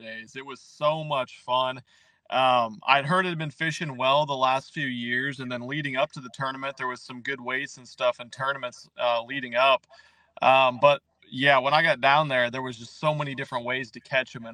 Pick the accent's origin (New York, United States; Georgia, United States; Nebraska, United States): Nebraska, United States; moved away as an adult; now in Texas, United States; born and raised in Nebraska, lived there my whole life